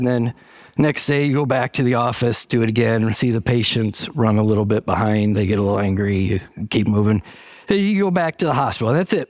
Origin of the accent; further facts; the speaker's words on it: Michigan, United States; I grew up in the Valley, right in the Bay Area. Went to school by the bridge. Not that bridge. It was the Great Lakes Bay Area. It's less famous. It's in Michigan. The Saginaw Valley is about 50,000 people.